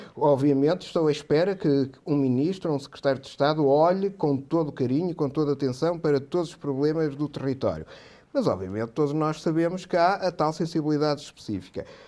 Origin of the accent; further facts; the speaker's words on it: Portugal; nós, como portugueses